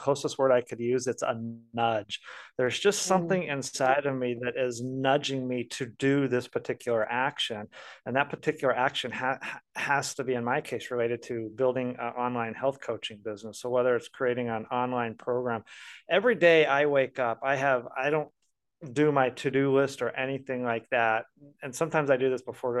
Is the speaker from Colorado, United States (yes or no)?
yes; Colorado, United States; now in Tulsa, United States; I'm from Colorado originally